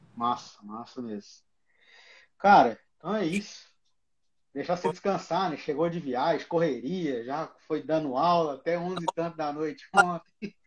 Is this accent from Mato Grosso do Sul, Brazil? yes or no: no; Goiás, Brazil; now in Criciúma, Brazil; Eu sou de Goiás, mas estou aqui em Criciúma também.